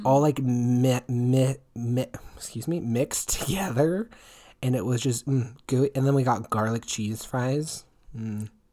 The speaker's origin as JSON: {"language": "English", "region": "Washington", "country": "United States", "tie": "born or raised there", "moved": "yes"}